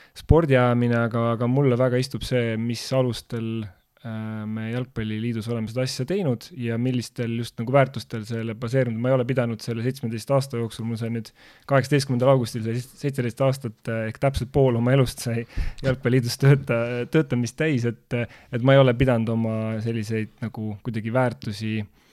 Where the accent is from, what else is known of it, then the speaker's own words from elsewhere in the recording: Tartu, Tartu County, Estonia; Tartu, tartlasena